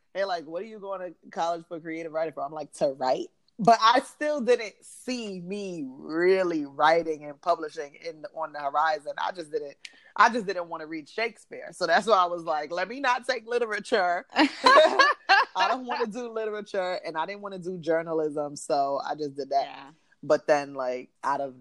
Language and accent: English; New York City, New York, United States; I'm from New York, from the Bronx